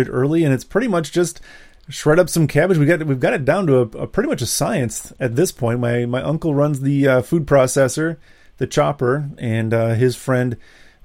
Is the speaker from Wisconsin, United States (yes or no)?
yes; Wisconsin, United States; we're from Wisconsin